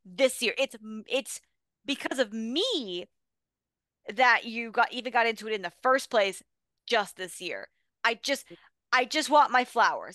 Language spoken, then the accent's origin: English; Philadelphia, Pennsylvania, United States; as a Philadelphian